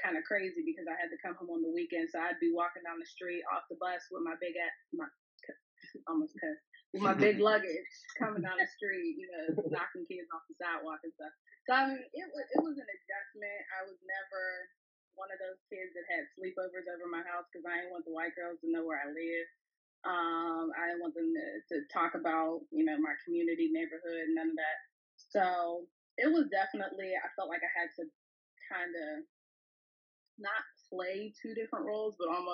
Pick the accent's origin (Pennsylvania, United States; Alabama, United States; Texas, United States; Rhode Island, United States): Pennsylvania, United States; Braddock; I grew up in Braddock, and I guess technically I'm kind of still there